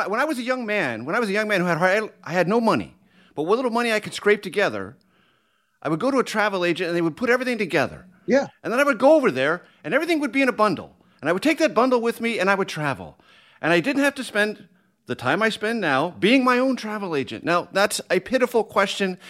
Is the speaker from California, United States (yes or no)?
yes; San Diego, California, United States; moved away; I grew up in San Diego, California